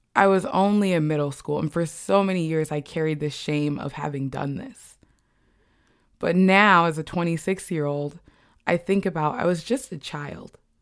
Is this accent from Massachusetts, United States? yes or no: no; Bloomington, Indiana, United States; I grew up in Bloomington, Indiana, a college town that was predominantly white as well